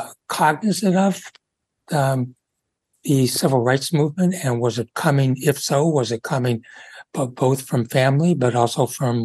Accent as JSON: {"language": "English", "town": "Cambridge", "region": "Massachusetts", "country": "United States", "tie": "born or raised there", "said": "I grew up in Cambridge"}